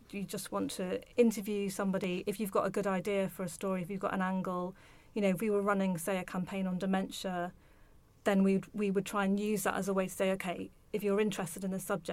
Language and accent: English; Liverpool, North West England, United Kingdom; moved away as an adult; I grew up in Liverpool